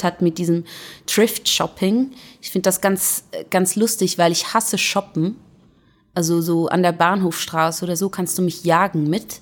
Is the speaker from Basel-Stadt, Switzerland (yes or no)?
no; Zurich, Switzerland; Also ich bin in Schwammendingen aufgewachsen. Das ist so das Ghetto von Zürich